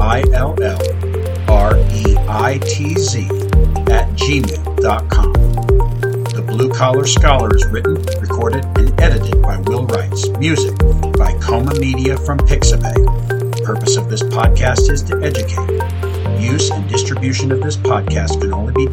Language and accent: English; Erie, Kansas, United States; Erie, my hometown